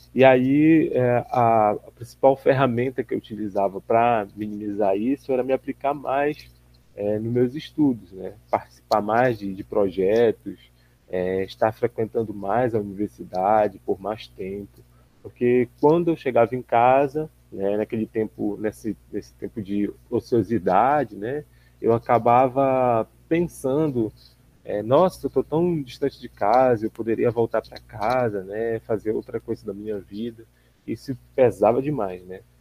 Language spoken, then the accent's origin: Portuguese; Belém, Pará, Brazil; moved away as an adult; now in Miracema, Brazil; Eu sou natural de Belém do Pará